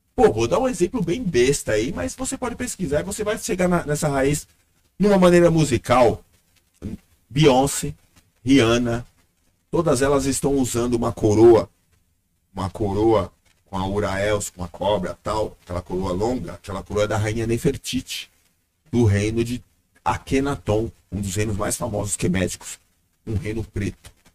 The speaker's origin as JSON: {"language": "Portuguese", "country": "Brazil", "tie": "born or raised there", "said": "o Brasil porque foi onde eu, onde eu cresci, onde eu nasci, pelo menos nesse corpo"}